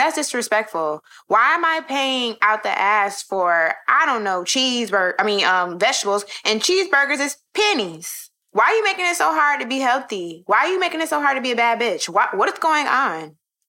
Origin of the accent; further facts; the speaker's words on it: the South, United States; now in Brooklyn, United States; coming straight from Brooklyn, but I'm definitely from the South.